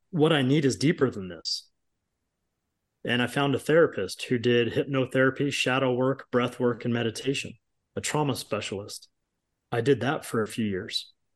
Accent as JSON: {"language": "English", "town": "Long Beach", "region": "California", "country": "United States", "tie": "born or raised there", "said": "I grew up in Southern California, Long Beach, California"}